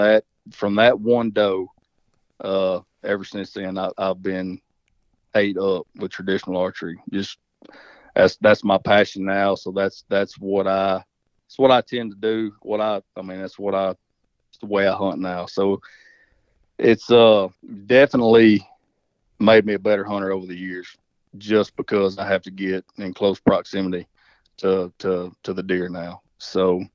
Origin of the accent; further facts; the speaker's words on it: Southern Arkansas, United States; I grew up in Southern Arkansas